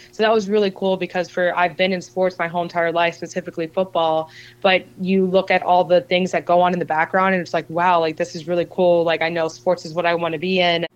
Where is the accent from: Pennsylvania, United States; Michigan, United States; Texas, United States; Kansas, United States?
Pennsylvania, United States; Philadelphia; born or raised there; also born or lived in Arizona